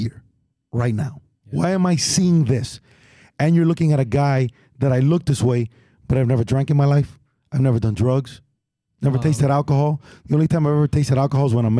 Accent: Miami, Florida, United States; I'm from the West

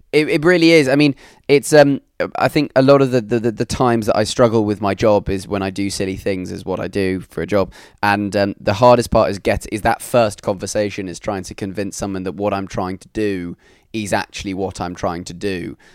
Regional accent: London, United Kingdom; also born or lived in Newcastle; I'm from, uh, from London

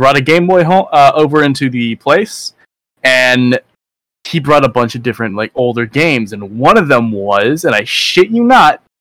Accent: Canada; I'm Canadian.

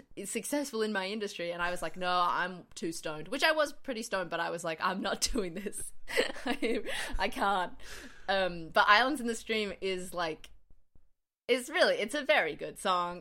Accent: Queensland, Australia; being an adolescent in Queensland

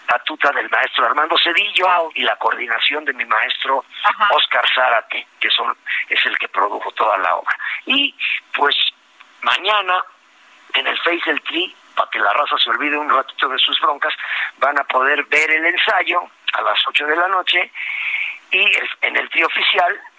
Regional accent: Puebla, Mexico; moved away; pues yo soy de allá de la Bella República, de los camots y los borrachitos

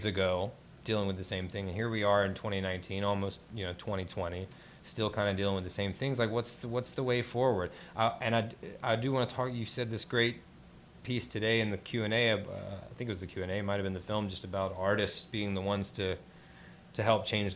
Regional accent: Eastern North Carolina, United States; I'm from Eastern North Carolina

